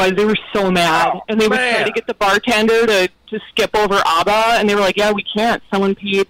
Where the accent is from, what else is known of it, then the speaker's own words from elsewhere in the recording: North Dakota, United States; now in Detroit, United States; back home in North Dakota